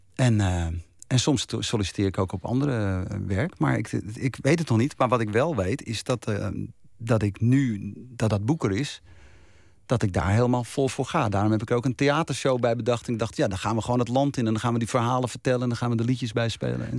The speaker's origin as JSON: {"language": "Dutch", "town": "Bergen", "region": "North Holland", "country": "Netherlands", "tie": "born or raised there", "said": "dorpje Bergen... waar ik ben geboren en opgegroeid."}